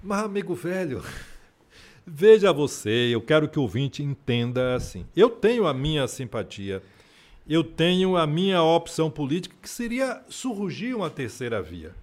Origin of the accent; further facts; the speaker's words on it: Feira de Santana, Bahia, Brazil; Imagine eu que nasci aqui, tenho 62 anos de idade